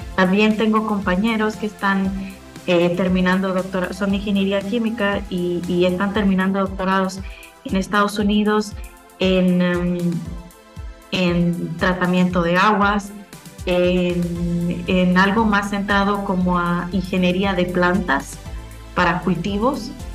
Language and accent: Spanish; Guatemala; moved away as an adult; algo que tenemos mucho como guatemaltecos y como gente san carlista es que somos autodidactas